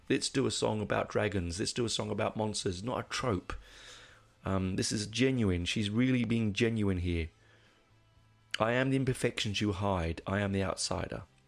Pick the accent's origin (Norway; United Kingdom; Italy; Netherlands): United Kingdom; England; now in Australia; when I was a kid growing up in England